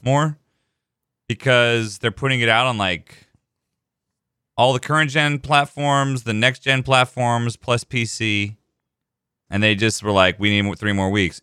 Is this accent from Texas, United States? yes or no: yes; Texas, United States; I was born in Texas